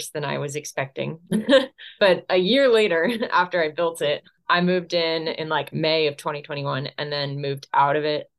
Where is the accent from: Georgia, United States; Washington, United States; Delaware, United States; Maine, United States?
Delaware, United States; grew up in Delaware, but I went to Montana every summer to visit my aunt